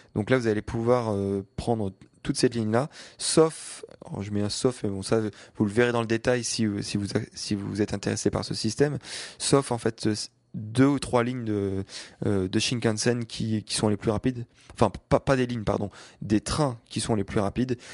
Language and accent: French; France; je viens de France